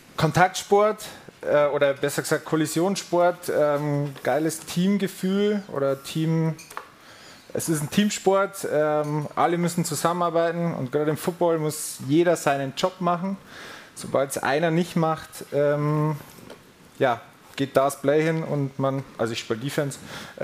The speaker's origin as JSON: {"language": "German", "town": "Furth im Wald", "region": "Bavaria", "country": "Germany", "tie": "born or raised there", "moved": "as an adult", "lives_now": "Munich, Germany", "said": "Ich komme aus der Oberpfalz, Bayerischen Wald, aus Furt im Wald."}